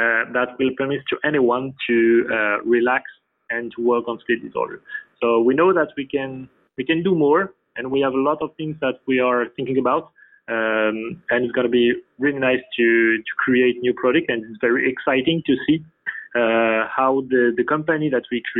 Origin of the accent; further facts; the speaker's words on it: France; English is a second language; We are all from France